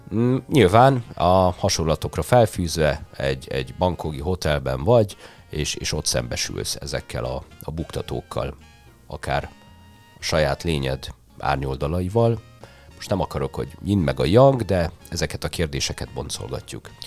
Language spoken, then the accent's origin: Hungarian; Hungary; én már itt születtem Magyarországon